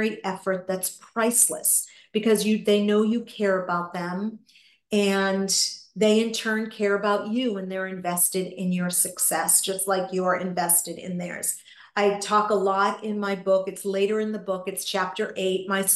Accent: New England, United States; I grew up in New England

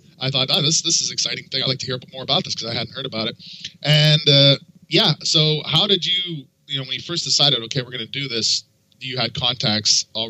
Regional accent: Canada; moved away; I'm from Canada originally

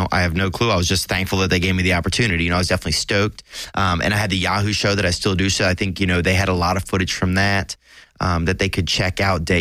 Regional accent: Louisiana, United States; I transferred to LSU, to Louisiana State, back to my home state

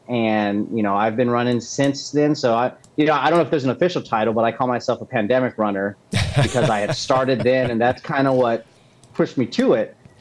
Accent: Texas, United States; moved away as an adult; also born or lived in Augusta, Georgia; now in Charlotte, United States; I'm originally from Texas, um, and I was born and raised there

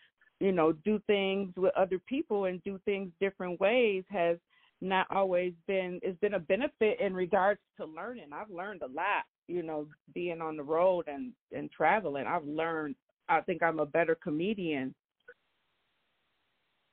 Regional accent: Grand Rapids, Michigan, United States; we come from a small city

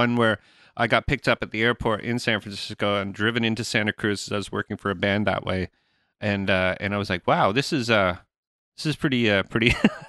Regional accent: Canada; Well, I am Canadian.

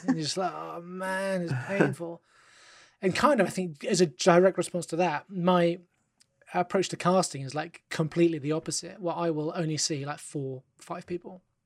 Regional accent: London, United Kingdom; I live in England, you know, I'm from London

